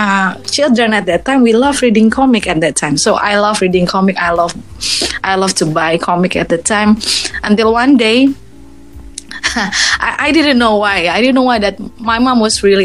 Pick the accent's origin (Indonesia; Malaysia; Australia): Indonesia; first language Indonesian; English is a second language; I'm Indonesian. It's always be my first language. Indonesia is always be my first language